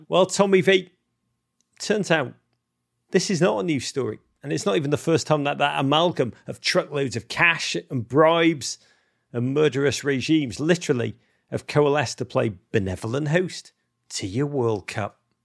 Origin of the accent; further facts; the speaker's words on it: Liverpool, North West England, United Kingdom; growing up in Liverpool